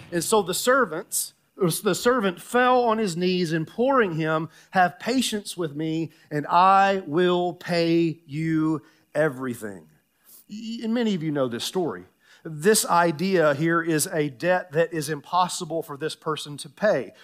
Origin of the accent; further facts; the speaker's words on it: Tennessee, United States; moved away; I grew up in Tennessee